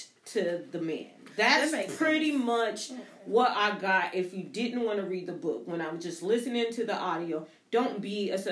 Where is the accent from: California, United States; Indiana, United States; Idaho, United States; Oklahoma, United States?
Oklahoma, United States; moved away as an adult; also born or lived in North Carolina; I'm in from Oklahoma and I'm in North Carolina